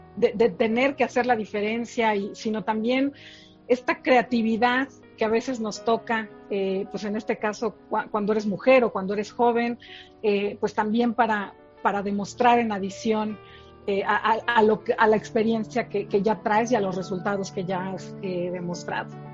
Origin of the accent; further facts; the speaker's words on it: Mexico City, Mexico; ¿de dónde soy originaria? Soy de la Ciudad de México. Nací eh, acá en, la ciudad, eh, aquí y aquí sigo